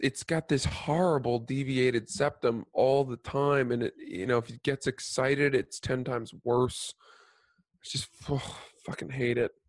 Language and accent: English; Cumberland, Maine, United States; also born or lived in New Jersey; we moved from New Jersey, which is where I was born. We moved up to Maine when I was like four years old, and we rented a house in Cumberland